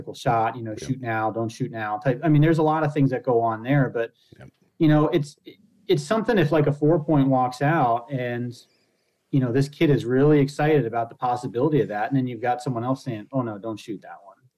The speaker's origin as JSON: {"language": "English", "region": "Pennsylvania", "country": "United States", "tie": "born or raised there", "moved": "yes", "lives_now": "Michigan, United States", "said": "I grew up in Pennsylvania"}